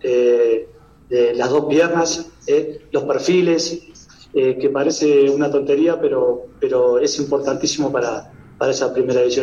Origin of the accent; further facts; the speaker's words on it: Uruguay; now in Ecuador; como uruguayo